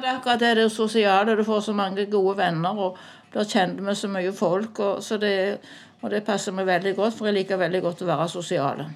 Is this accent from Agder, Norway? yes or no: no; Sandøy, Ryfylke, Rogaland, Norway; moved away as an adult; now in Randaberg, Norway; jeg kom egentlig fra Ryfylke, fra Sandøy